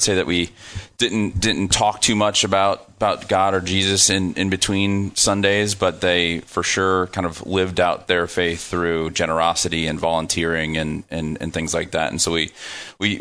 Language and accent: English; Midwest, United States; also born or lived in Silicon Valley / Dayton, Ohio; now in Austin, United States; I'm from the Midwest